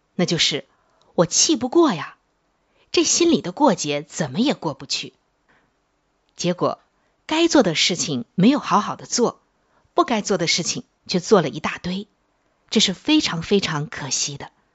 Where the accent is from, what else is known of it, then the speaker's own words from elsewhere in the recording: China; 我们中国人